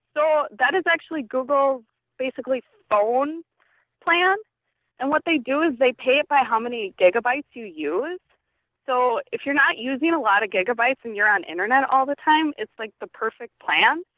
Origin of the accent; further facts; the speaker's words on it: Waukesha County, Wisconsin, United States; I'm in, like, a small town in Waukesha County